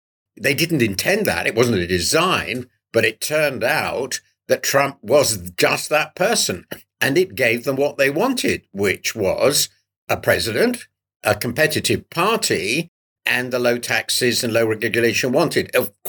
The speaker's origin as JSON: {"language": "English", "country": "United Kingdom", "said": "it's so shocking to me as a Brit"}